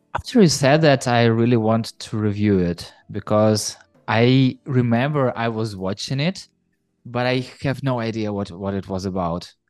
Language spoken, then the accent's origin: English; Ukraine; You know, I'm from Ukraine